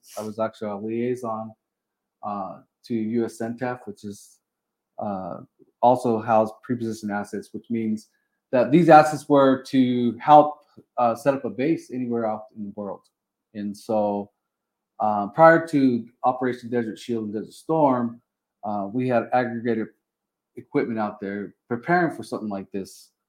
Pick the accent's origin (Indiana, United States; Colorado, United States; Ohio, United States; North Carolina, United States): Colorado, United States; moved away as an adult; now in New Mexico, United States; I'm from Colorado originally. And again, I'm a transplant.